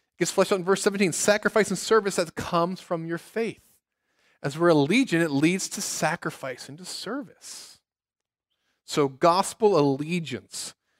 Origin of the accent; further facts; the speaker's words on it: Cincinnati, Ohio, United States; now in South Bend, United States; my hometown of Cincinnati